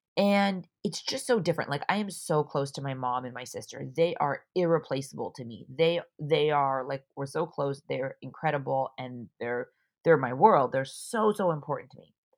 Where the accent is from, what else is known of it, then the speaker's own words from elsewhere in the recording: Orange County, California, United States; moved away as an adult; also born or lived in San Diego; I'm from Orange County, I moved to San Diego for college